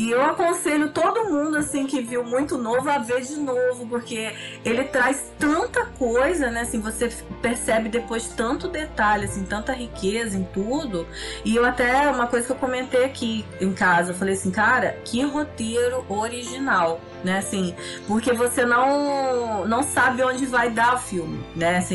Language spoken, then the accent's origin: Portuguese; Brazil; Eu acho que a gente, como brasileiro, não tinha autoestima no cinema